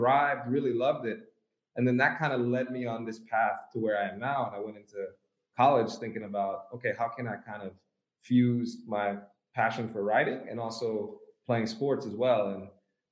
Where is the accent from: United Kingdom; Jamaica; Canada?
Jamaica; Kingston; I was born in Kingston, Jamaica